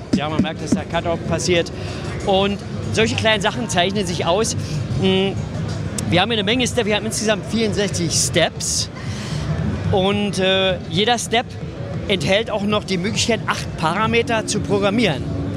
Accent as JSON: {"language": "German", "region": "Berlin", "country": "Germany", "said": "ich bin Berliner"}